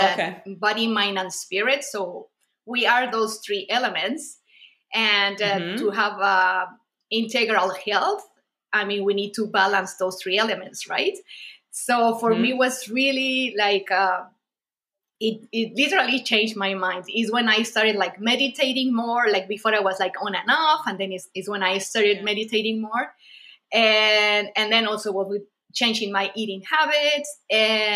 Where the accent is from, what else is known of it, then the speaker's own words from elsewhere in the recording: Mexico; I'm from Mexico as well